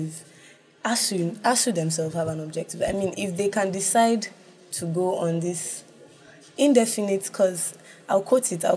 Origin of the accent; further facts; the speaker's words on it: Nigeria; being a Nigerian